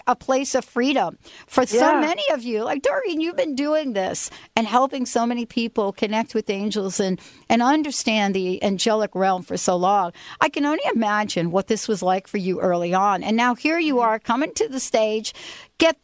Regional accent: New York, United States; I was born in New York

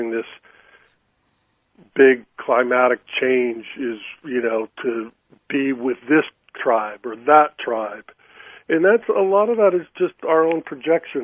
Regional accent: California, United States; I grew up in California, and then I was in San Francisco when I started my career

